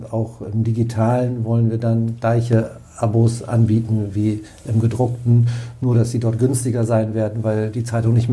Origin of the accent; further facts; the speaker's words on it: Oldenburg, Lower Saxony, Germany; born there; also born or lived in Bremen; Nee, ich bin in Oldenburg geboren.